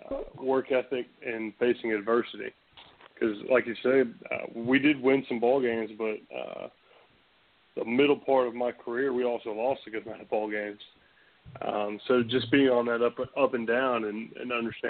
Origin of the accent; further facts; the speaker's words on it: Chapin, South Carolina, United States; I was born and raised in Chapin, South Carolina